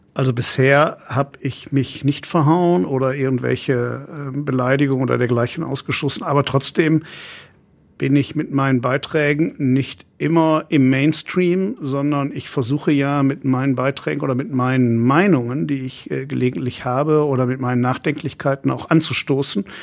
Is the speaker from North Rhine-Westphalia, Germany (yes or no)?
yes; Essen, North Rhine-Westphalia, Germany; in meiner Heimatstadt, wo ich geboren bin